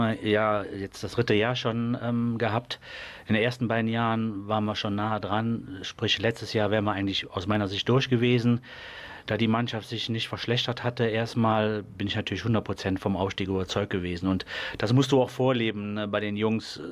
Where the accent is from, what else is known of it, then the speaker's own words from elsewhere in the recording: Mönchengladbach, North Rhine-Westphalia, Germany; Schelsen ist natürlich mein Dorf. Ich komme aus Schelsen, war damals äh, begleitend dabei, wie der Verein gegründet worden ist, als, als sehr junger Mensch